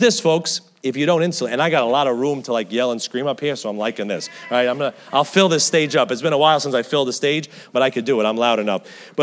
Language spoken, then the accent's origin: English; United States; I guess I'm too American